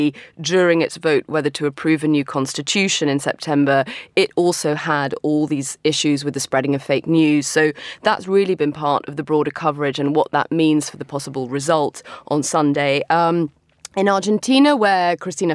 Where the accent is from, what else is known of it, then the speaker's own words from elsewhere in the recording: London, United Kingdom; moved away; my hometown of London